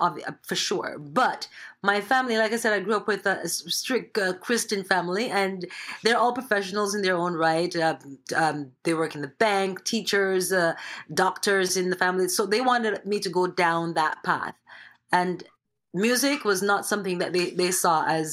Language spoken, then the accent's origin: English; Jamaica; now in Toronto, Canada; I was raised by my grandmother, my grandfather, back home in Jamaica